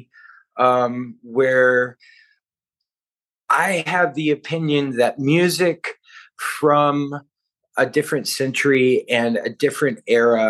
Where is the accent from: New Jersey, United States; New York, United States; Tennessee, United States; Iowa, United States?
Tennessee, United States; Nashville; I grew up right outside of Nashville in a just real kind of hillbilly poverty